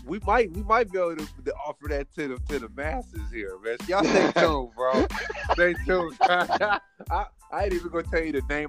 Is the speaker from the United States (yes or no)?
yes; Fort Wayne, Indiana, United States; when I grew up in Fort Wayne, so I was a Centennial. So we moved like to three apartments